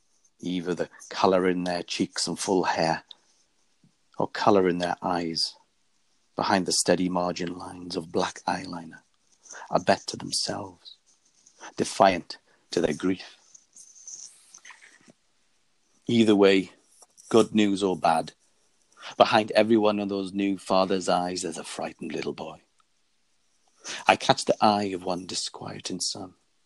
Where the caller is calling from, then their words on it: Faversham, South East England, United Kingdom; I'm calling from Faversham, Kent, in the UK.